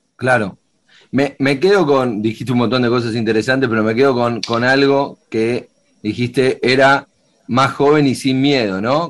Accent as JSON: {"language": "Spanish", "country": "Argentina", "said": "los argentinos a veces somos muy pesimistas"}